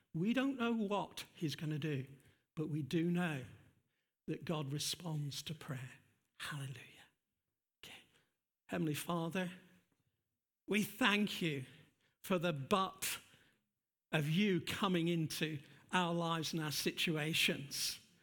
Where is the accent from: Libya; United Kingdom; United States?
United Kingdom; England; we're too English.